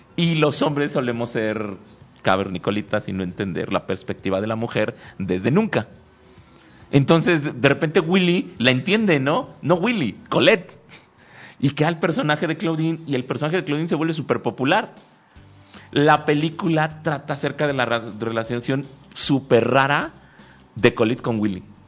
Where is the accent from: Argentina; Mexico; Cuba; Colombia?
Mexico